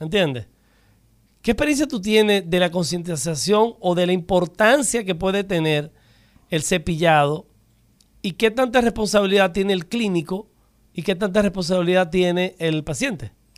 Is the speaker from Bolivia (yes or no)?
no; Dominican Republic; yo me siento muy orgulloso como dominicano